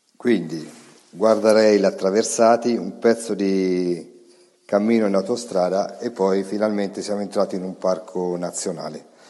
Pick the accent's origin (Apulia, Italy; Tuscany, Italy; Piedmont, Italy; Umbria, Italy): Umbria, Italy; da buon umbro